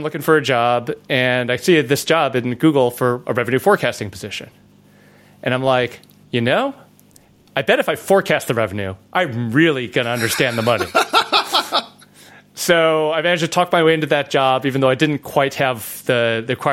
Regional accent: Chicago, Illinois, United States; now in California, United States; I grew up in the suburbs of Chicago

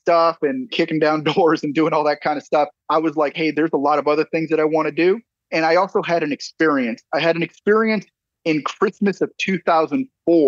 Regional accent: San Antonio, Texas, United States; also born or lived in California; I'm from San Antonio, Texas.

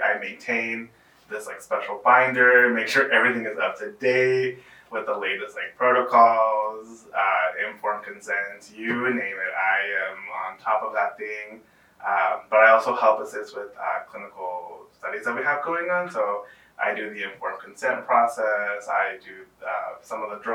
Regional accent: San Antonio, Texas, United States; I am born and raised here in San Antonio, Texas

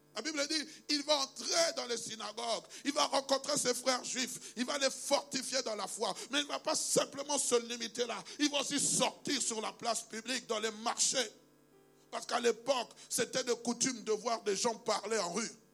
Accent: Kinshasa, DR Congo; also born or lived in Kasai-Occidental; now in Belgium; je suis congolais, né à Kinshasa, le 23 septembre 1971 père d'origine du Kassai occidental, mère d'origine du Kassai occidental

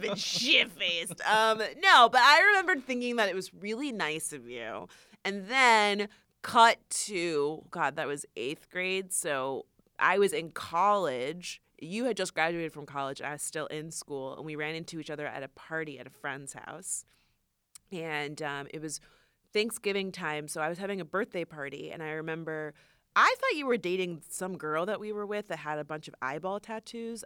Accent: Florida, United States; moved away; we're actually both from Florida.

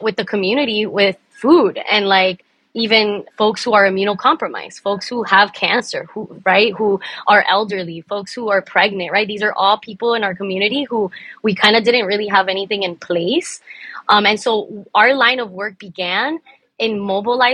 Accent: Miami, Florida, United States; also born or lived in Cuba; I'm Cuban American, first generation here in Miami. I love Miami. I ride for my city

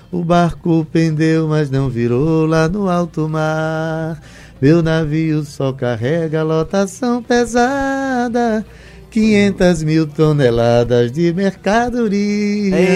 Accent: Itabaiana, Paraíba, Brazil; eu sou de Itabaiana, que é uma cidade próxima

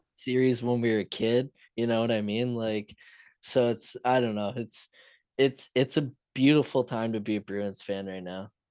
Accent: London, Ontario, Canada; London, my hometown

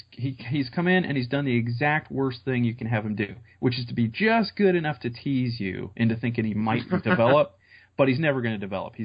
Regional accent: Central Ohio, United States; I grew up in Central Ohio, so all my friends were either Browns or Bengals fans.

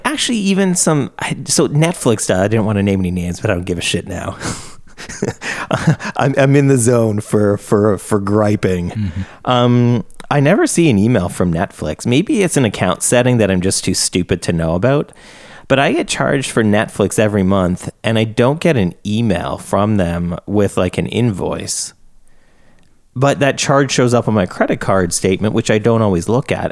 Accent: Canada; I'm Canadian

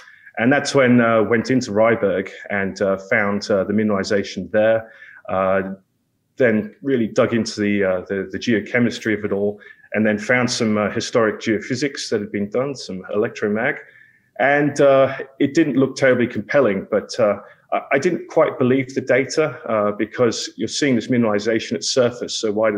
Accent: England, United Kingdom; also born or lived in Australia; I'm from England and educated in Australia.

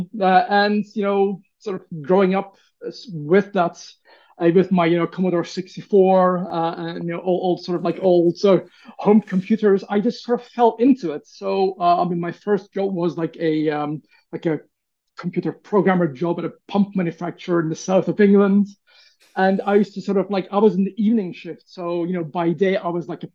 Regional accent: Turkey; growing up in Turkey in the 80s

